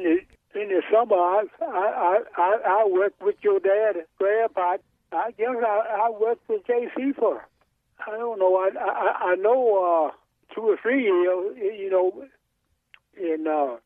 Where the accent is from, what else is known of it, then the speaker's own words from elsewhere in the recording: Kilmarnock, Virginia, United States; I'm from Kilmarnock, Virginia. I lived in this until I moved to where I am now, and it was really not far from Disley.